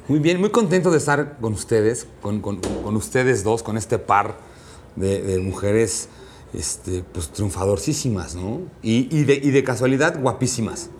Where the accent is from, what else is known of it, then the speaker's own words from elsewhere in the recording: Mexico; soy este cocinero mexicano